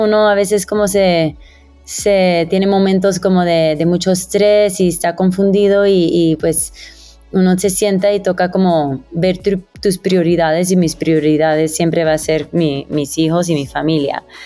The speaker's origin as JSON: {"language": "Spanish", "town": "Miami", "region": "Florida", "country": "United States", "tie": "born or raised there", "moved": "as an adult", "lives_now": "Bogotá, Colombia", "said": "yo que crecí en Miami"}